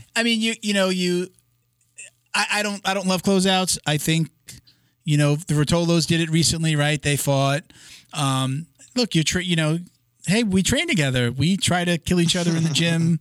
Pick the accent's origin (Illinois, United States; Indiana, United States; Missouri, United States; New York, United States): New York, United States; I'm from New York